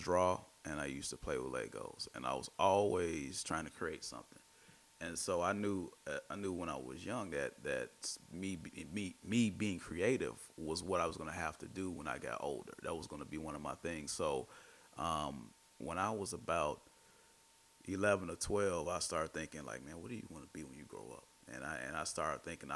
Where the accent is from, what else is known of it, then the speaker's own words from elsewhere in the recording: Chicago, Illinois, United States; I'm from the Austin neighborhood.